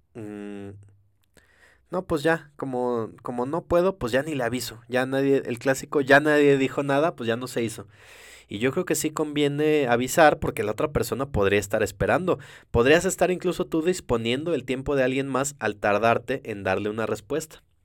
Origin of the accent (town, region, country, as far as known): Mexico